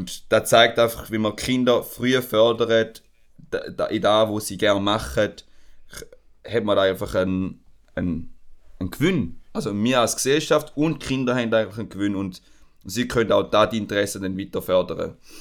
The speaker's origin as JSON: {"language": "German", "country": "Switzerland", "said": "bei uns in der Schweiz"}